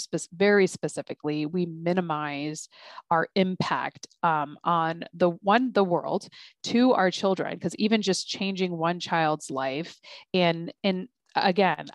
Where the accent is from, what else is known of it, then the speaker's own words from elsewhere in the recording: United States; I'm an American Muslim mother. I'm very much American